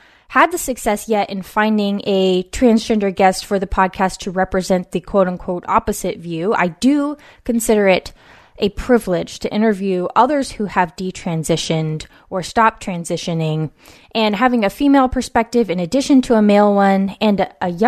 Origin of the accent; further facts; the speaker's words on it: West Coast, United States; a mother, author, and cultural commentator born and raised on the West Coast